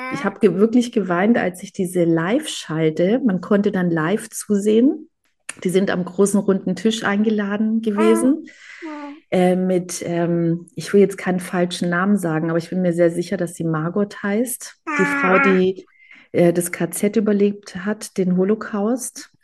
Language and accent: German; Germany; ich bin in Deutschland geboren und aufgewachsen